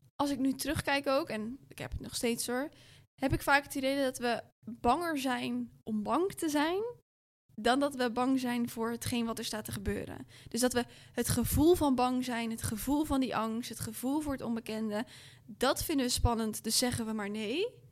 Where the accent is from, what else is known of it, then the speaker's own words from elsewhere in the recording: Rotterdam, South Holland, Netherlands; ik kom ook gewoon uit Rotterdam